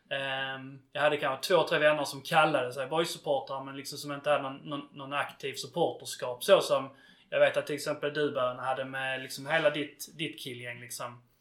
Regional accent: Svalöv Municipality, Skåne, Sweden; jag är uppväxt i, i Svalövs kommun

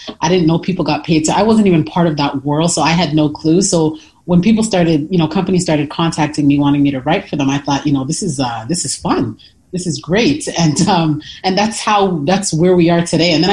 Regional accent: Toronto, Ontario, Canada; moved away as an adult; now in United States; I'm originally from Toronto, Canada

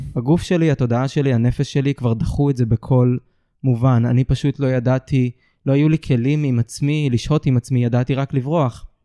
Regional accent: Ramat HaSharon, Tel Aviv District, Israel; גדלתי ברמת השרון

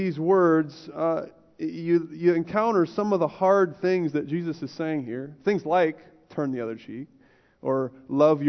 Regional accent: United States; I'm American

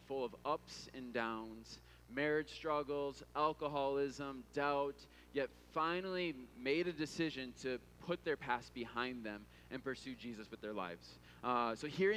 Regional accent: Midwest, United States; growing up in the Midwest

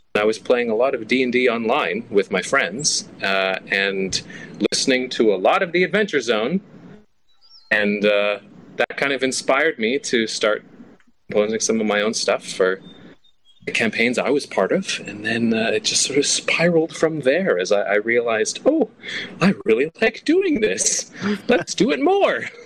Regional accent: Canada; also born or lived in Toronto; I'm Canadian. Uh, I live in Toronto, but I was in Vancouver.

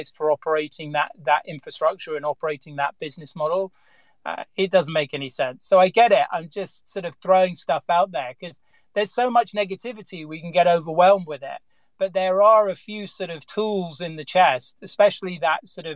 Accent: England, United Kingdom; I'm English

